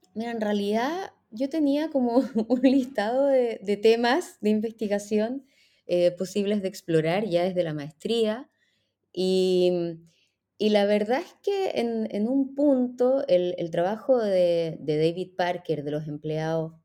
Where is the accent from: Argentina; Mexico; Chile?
Chile; moved away as an adult; also born or lived in Israel; soy chilena, eh, soy historiadora, eh, hice mi, primer título en Chile y después la maestría y el doctorado